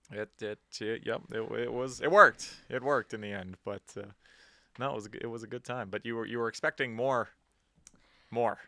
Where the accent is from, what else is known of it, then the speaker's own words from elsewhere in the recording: Canada; We're Canadian.